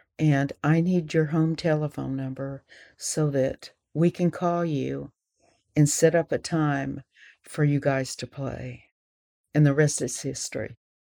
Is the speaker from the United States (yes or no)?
yes; the South, United States; I was raised in the South, and I knew the language, and I knew the music.